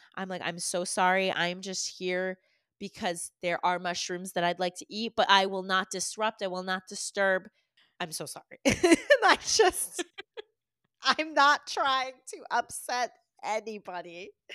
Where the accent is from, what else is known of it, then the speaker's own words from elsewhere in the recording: Massachusetts, United States; growing up in Massachusetts